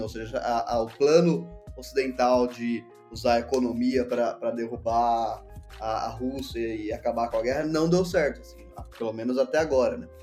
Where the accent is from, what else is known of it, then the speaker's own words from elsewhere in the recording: Brazil; Nós, nós somos o B do BRICS